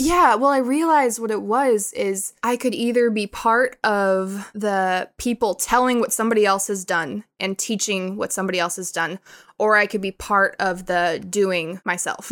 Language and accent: English; Billings, Montana, United States; moved away as an adult; now in Thailand; I grew up in Billings. I was born there.